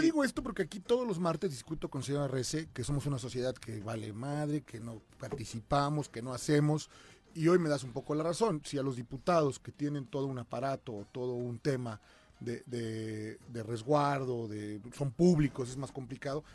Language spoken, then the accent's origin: Spanish; Cuernavaca, Morelos, Mexico; yo soy de Cuernavaca